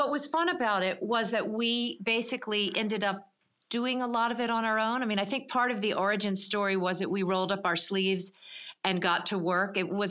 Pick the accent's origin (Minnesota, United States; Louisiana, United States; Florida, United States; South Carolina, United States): South Carolina, United States; Charleston; moved away as an adult; now in Montclair, United States; I and my husband grew up in Charleston, South Carolina.